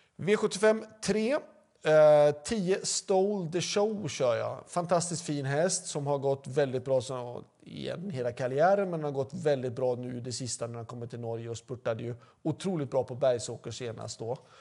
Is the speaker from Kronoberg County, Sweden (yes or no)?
no; Mölndal, Västra Götaland, Sweden; Jag är faktiskt född i Mölndal, precis bakom för travbanan